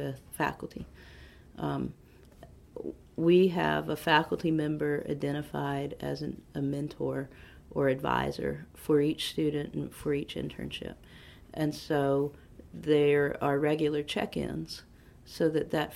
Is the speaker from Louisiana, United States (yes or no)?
no; Henderson, North Carolina, United States; I'm from Henderson, so in Vance County.